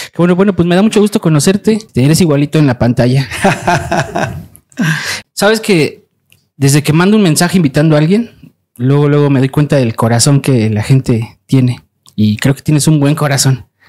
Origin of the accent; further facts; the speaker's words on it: Mexico; como mexicanos